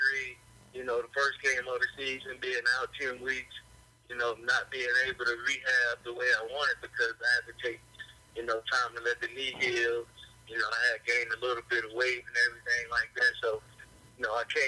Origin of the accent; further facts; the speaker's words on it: Arkansas, United States; growing up in Arkansas, you know, we don't have an NFL team and everybody loved the Razorbacks